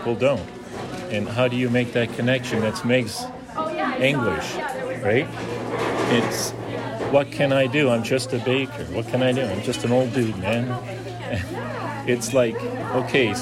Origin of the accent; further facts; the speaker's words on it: Smithers, British Columbia, Canada; I'm from Smithers.